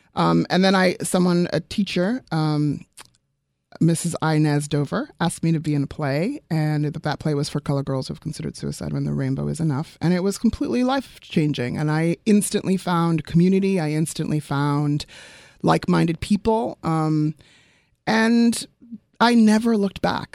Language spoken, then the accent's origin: English; South Africa; moved away; I'm originally from South Africa